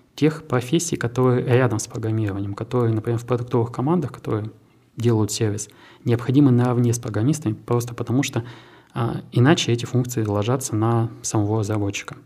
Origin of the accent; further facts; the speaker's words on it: Krasnoyarsk, Krasnoyarsk Krai, Russia; moved away as an adult; also born or lived in Naberezhnye Chelny, Russia / Innopolis, Russia; now in Tatarstan, Russia; в 2013 году я из Красноярска переехал в Татарстан, и для меня как раз привлек IT-парк. Мы стали резидентом IT-парка, мы изначально поехали с семьей, с двумя сотрудниками, и, ну, собственно, три года у нас был э, офис в двух городах, в моем родном и в Набережных Челнах